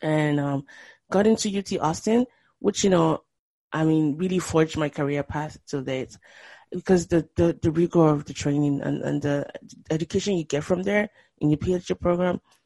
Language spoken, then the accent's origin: English; Nigeria; moved away; also born or lived in Boston; if you're a Nigerian growing up in Nigeria